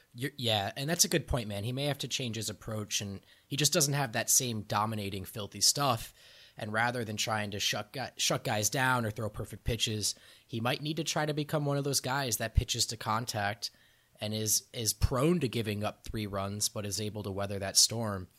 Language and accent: English; New Jersey, United States; I grew up in New Jersey